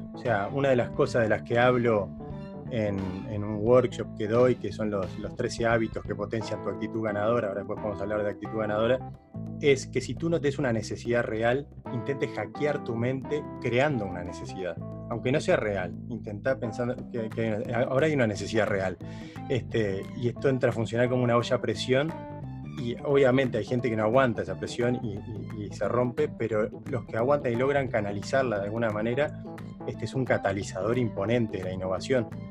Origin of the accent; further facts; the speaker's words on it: Uruguay; moved away as an adult; now in Netherlands; siendo uruguayo, pero hace siete años, que, ocho años que vivo acá